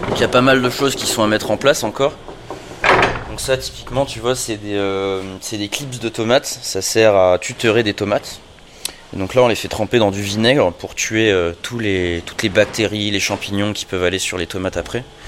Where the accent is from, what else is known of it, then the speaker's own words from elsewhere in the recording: Paris, Île-de-France, France; moved away as an adult; also born or lived in New York / Montreal; je suis à, la base, je suis parisien